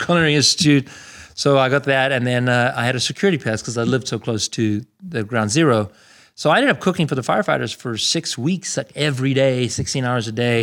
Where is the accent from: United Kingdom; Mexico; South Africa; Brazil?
South Africa; Pretoria, Gauteng; born or raised there; moved away as an adult; also born or lived in Canada; now in United States